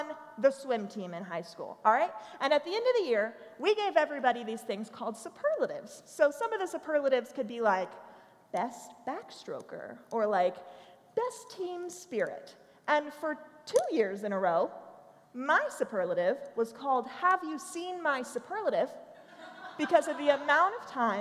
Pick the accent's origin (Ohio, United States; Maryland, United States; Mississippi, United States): Maryland, United States; accent: Baltimoreese; also born or lived in Tennessee; I was actually born and raised in Maryland.